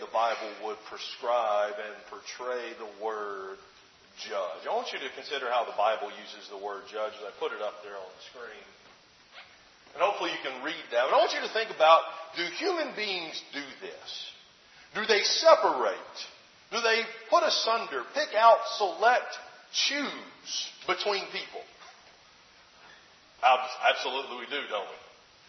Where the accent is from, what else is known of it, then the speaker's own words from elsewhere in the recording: Alabama, United States; moved away; my home state of Alabama